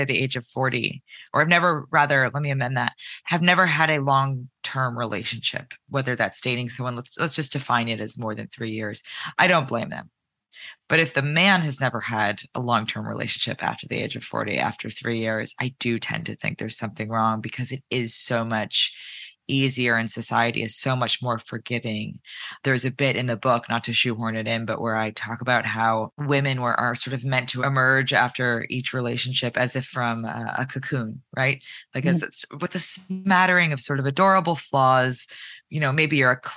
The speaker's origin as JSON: {"language": "English", "town": "White Plains", "region": "New York", "country": "United States", "said": "I'm from White Plains, which is about a 25-minute train ride north of the city"}